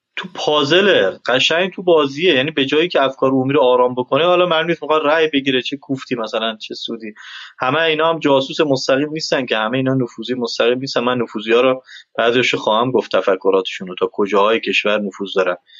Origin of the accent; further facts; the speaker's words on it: Iran; now in Afghanistan; من ایرانی هستم